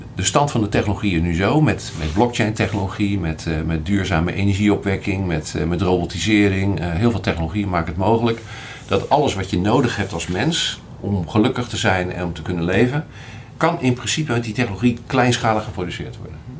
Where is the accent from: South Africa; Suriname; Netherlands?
Netherlands; Rotterdam, South Holland; ik ben Rotterdammer